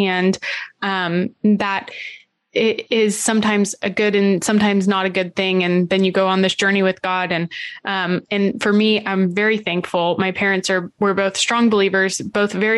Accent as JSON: {"language": "English", "region": "Central Florida", "country": "United States", "tie": "born or raised there", "said": "I'm from Central Florida."}